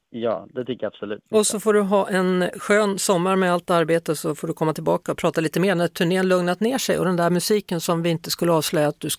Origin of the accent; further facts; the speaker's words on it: Stockholm, Stockholm County, Sweden; Nu är det i alla fall … då, så heter låten som släpptes i förra veckan. En hommage till min hemstad.